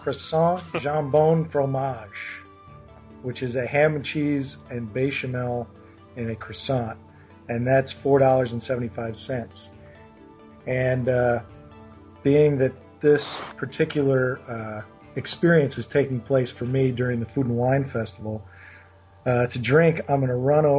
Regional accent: New York, United States; moved away; I'm originally from New York

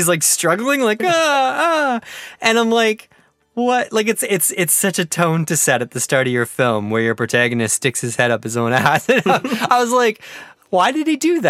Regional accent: Canada; as a Canadian

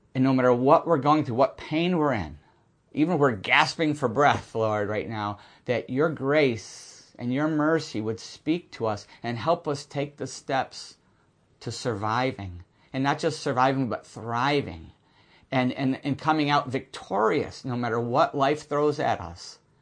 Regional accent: Buffalo, New York, United States; moved away; I'm from Buffalo area, Lancaster Speedway

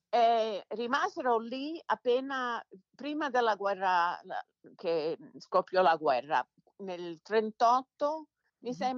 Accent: Detroit, Michigan, United States; born there; come dicevo, sono nata qui a Detroit. Mio padre venne dall'Italia nel 49.

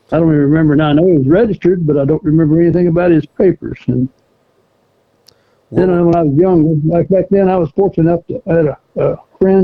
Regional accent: Mansfield, Ohio, United States; moved away as an adult; also born or lived in Arkansas / Italy / Peru, Indiana; I was born and raised in Ohio, in Mansfield, Ohio. Lived there until I was 20

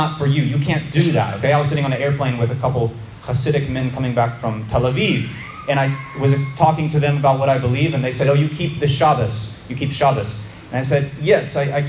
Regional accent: Florida, United States; For a Florida boy like me, growing up in Florida

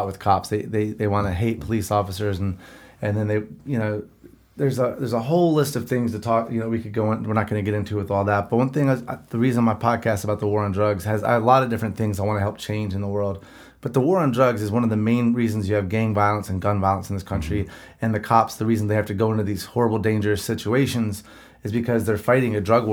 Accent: the Bible Belt, United States; I'm from the Bible Belt

